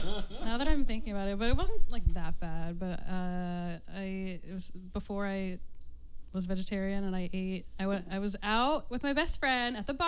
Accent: Bloomsburg, Pennsylvania, United States; now in Philadelphia, United States; Well, I'm from Bloomsburg.

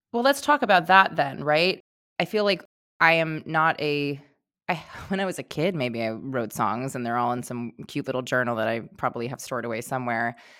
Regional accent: New York, United States; growing up in New York, like, I have that directness

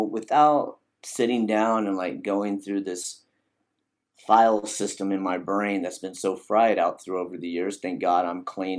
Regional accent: Arizona, United States; born there; also born or lived in Alaska; Background is, I was born in Arizona. That's where I reside now. I'm back in Arizona and, moved to Alaska.

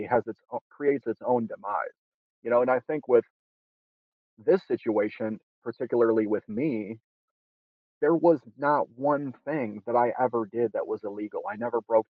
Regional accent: Detroit, Michigan, United States; I'm originally from Detroit, Michigan, grew up there

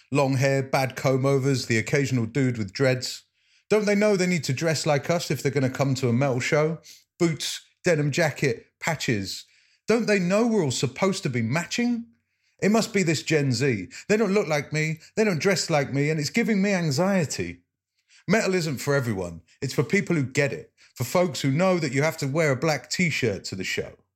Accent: Leicester, East Midlands, United Kingdom; I'm a poet from Leicester

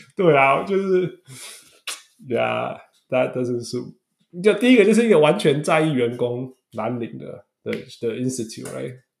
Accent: Canada; 大家知道我是加拿大人

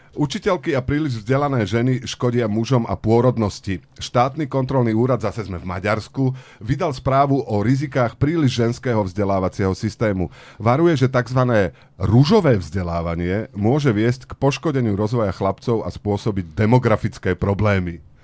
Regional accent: Bánovce nad Bebravou, Trenčín Region, Slovakia; U nás v Banovciach nad Bebravou

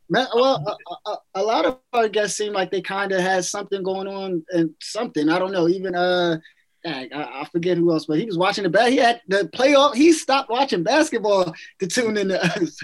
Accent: New Jersey, United States; I'm from Jersey, and we always be talking about food

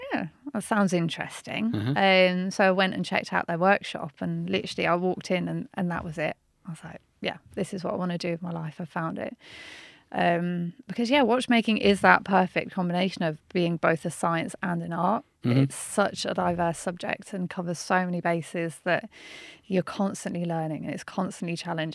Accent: Birmingham, West Midlands, United Kingdom; I'm from Birmingham, North mm-hmm. Birmingham originally

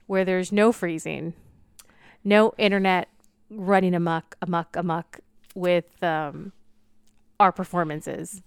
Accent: California, United States; I grew up in California

